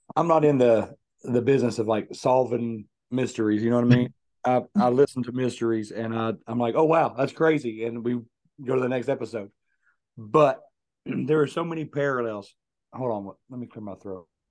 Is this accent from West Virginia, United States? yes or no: yes; Logan, West Virginia, United States; my hometown of Logan, West Virginia